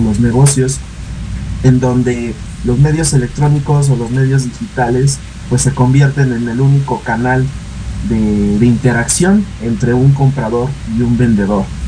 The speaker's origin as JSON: {"language": "Spanish", "country": "Mexico", "said": "entre nosotros como mexicanos"}